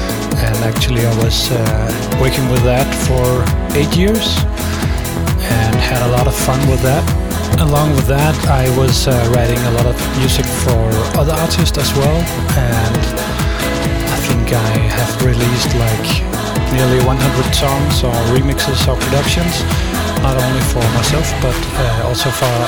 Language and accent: English; Denmark; my home country, Denmark